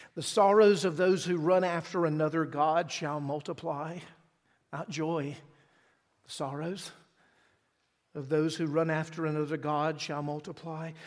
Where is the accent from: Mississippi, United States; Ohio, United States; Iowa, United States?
Mississippi, United States; moved away; I'm from Mississippi